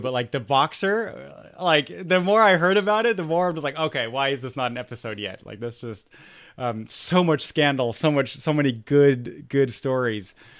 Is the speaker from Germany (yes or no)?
yes; Germany; I grew up in Germany